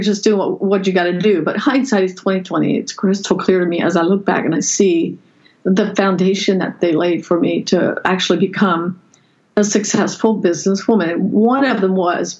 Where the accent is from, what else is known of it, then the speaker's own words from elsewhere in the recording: Lancaster County, Pennsylvania, United States; I grew up in the Amish culture in Lancaster County, Pennsylvania, on a farm